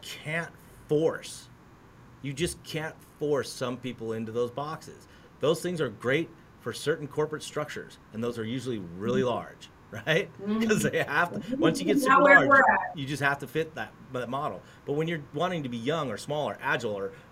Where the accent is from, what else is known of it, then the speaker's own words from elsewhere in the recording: United States; I'm an American